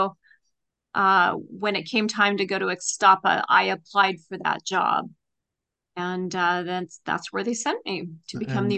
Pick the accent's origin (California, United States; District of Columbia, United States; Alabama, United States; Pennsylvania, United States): California, United States; Los Angeles; I grew up in Los Angeles.